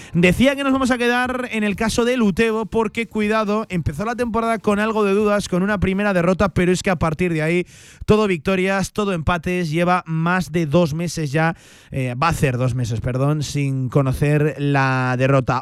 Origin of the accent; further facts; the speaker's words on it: Aragon, Spain; Los aragoneses somos los españoles